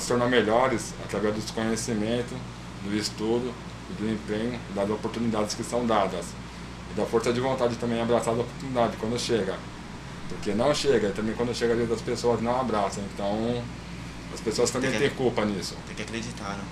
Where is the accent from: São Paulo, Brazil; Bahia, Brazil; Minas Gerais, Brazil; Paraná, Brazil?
São Paulo, Brazil; residente, nascido e criado em Goianápolis, extremo da Zona Leste